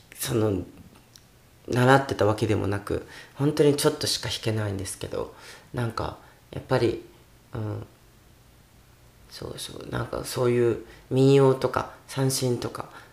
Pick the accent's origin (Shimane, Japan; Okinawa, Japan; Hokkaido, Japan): Okinawa, Japan; also born or lived in Tokyo / United States; 沖縄の自分の地元